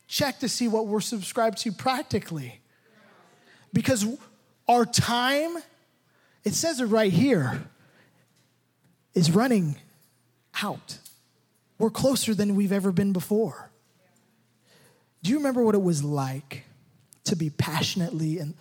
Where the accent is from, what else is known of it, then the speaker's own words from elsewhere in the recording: United States; I'm more American probably than anybody in this room